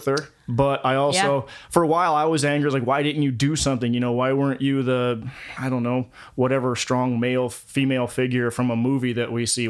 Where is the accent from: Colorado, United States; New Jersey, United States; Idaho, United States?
Colorado, United States; I picked up an accent because I'm from Colorado originally. I grew up in Colorado.